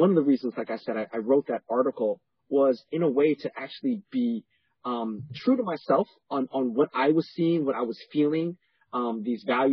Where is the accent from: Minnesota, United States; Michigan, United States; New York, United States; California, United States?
New York, United States; New York City; born or raised there; also born or lived in Panama